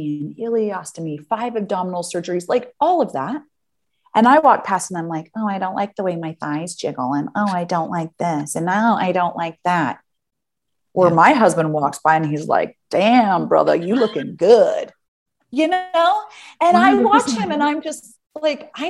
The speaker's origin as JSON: {"language": "English", "country": "United States", "moved": "as an adult", "lives_now": "Amsterdam, Netherlands", "said": "I'm an American who now lives in Amsterdam"}